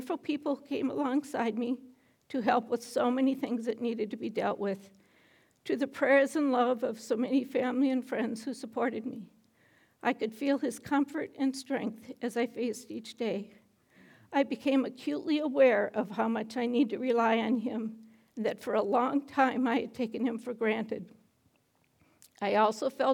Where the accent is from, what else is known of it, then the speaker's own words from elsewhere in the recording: Aitkin, Minnesota, United States; also born or lived in Anoka, Minnesota / Onamia, Minnesota; I grew up in Anoka, Onamia, and then Aiken, where I graduated from high school.